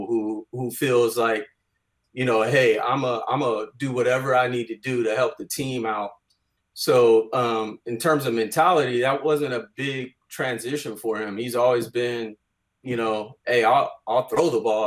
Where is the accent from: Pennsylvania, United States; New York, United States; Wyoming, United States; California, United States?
California, United States; Bay Area; growing up in the Bay Area